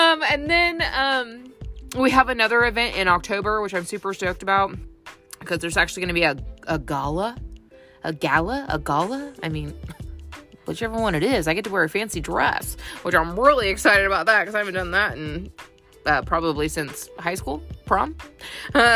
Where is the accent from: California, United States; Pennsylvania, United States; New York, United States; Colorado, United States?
California, United States; born or raised there; moved away as an adult; now in Tennessee, United States